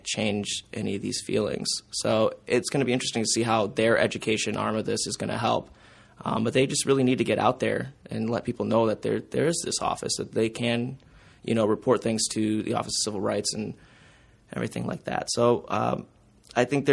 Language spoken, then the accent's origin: English; Detroit area, Southeast Michigan, United States; moved away as an adult; now in Mount Pleasant, United States; I'm from Southeast Michigan. I'm from Detroit area, too.